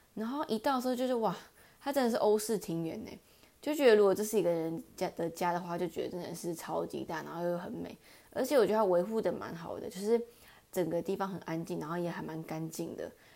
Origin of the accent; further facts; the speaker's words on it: Taichung, Taiwan; 我是台中人